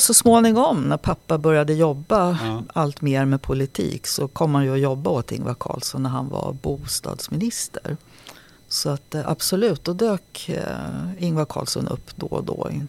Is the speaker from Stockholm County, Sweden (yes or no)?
yes; Nacka, Stockholm County, Sweden; also born or lived in Sollefteå / Vingåker / Halmstad; Jag växte upp i Nacka